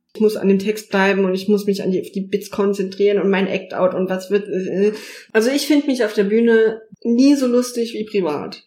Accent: Saarland, Germany; moved away as an adult; now in Berlin, Germany; ich bin gebürtige Saarländerin, lebe jetzt seit drei Jahren in Berlin

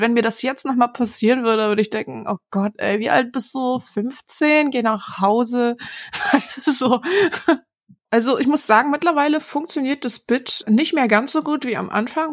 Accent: Berlin, Germany; ich komme aus Berlin-Neukölln ursprünglich

